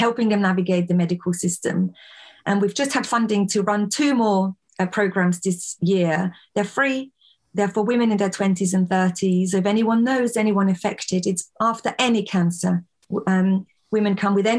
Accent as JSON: {"language": "English", "country": "Austria", "tie": "born or raised there", "moved": "as an adult", "lives_now": "England, United Kingdom", "said": "I was born and raised in Austria, came here to England when I was in my early 20s"}